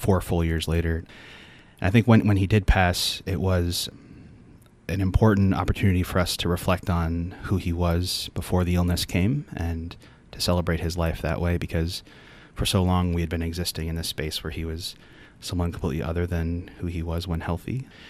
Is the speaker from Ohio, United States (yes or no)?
yes; Cleveland, Ohio, United States; moved away as an adult; also born or lived in Richmond, Virginia; now in Notre Dame, United States; I'm from Cleveland, Ohio. That's where I grew up.